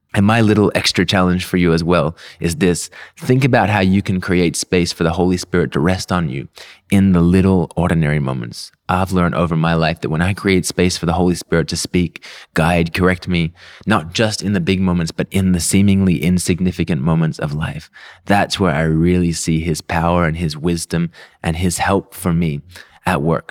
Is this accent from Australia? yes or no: yes; Melbourne, Victoria, Australia; accent: confused, messed up, weird accent; moved away as an adult; now in Philippines; I was born and raised in, in Melbourne, Australia.